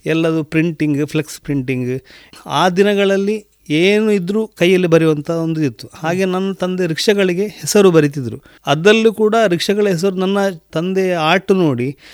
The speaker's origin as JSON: {"language": "Kannada", "area": "Sampya", "region": "Karnataka", "country": "India", "tie": "born or raised there", "also_born_or_lived": "Puttur", "said": "ನಾನು ಸಂಪೆದ ಊರಿನವು ಸಂಪೆ ಶಾಲೆಯಲ್ಲಿ ಸರ್ ಏಳನೇ ಕ್ಲಾಸ್ ಅಲ್ಲಿ ಕಲಿತು ನಂತರ ಫಿಲೋಮಿನದಲ್ಲಿ ನಂದು ವಿದ್ಯಾಭ್ಯಾಸ"}